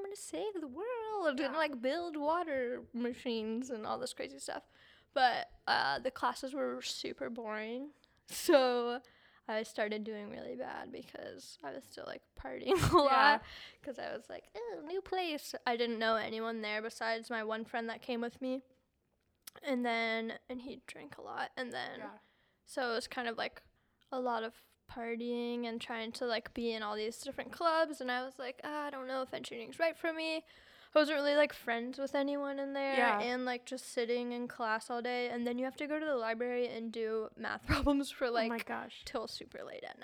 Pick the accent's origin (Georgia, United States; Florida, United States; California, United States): Florida, United States; Satellite Beach; moved away as an adult; I'm from Satellite Beach